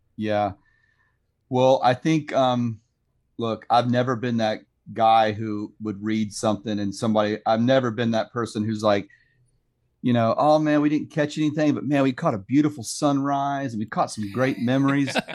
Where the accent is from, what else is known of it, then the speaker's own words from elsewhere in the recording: Sanford, Florida, United States; also born or lived in Lake Mary, Florida; I'm a third generation Floridian, so I was born and raised in Sanford, live in Lake Mary now